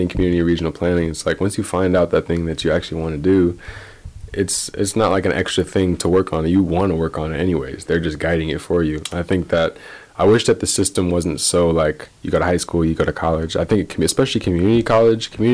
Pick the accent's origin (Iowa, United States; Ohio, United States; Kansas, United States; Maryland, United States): Iowa, United States; Ames; I'm from Ames, grew up in Ames